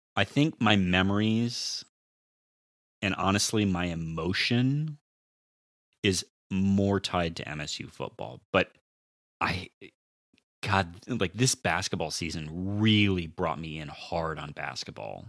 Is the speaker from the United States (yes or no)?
yes; Sacramento, California, United States; moved away as an adult; also born or lived in Santa Rosa, California; now in Michigan, United States; I am originally from Sacramento, California